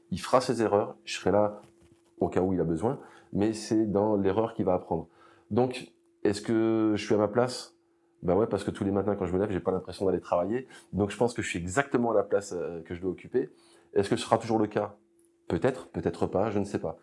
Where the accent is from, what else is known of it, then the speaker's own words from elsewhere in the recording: Amboise, Centre-Val de Loire, France; moved away as an adult; je suis originaire d'Amboise, en Indre-et-Loire